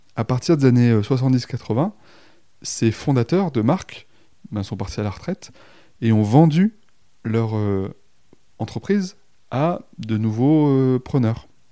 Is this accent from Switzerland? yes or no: no; Romans-sur-Isère, Auvergne-Rhône-Alpes, France; je suis originaire de Romans-sur-Isère dans la Drôme